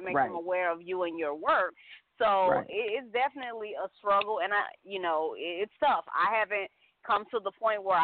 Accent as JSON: {"language": "English", "town": "Chicago", "region": "Illinois", "country": "United States", "tie": "born or raised there", "said": "I am from Chicago"}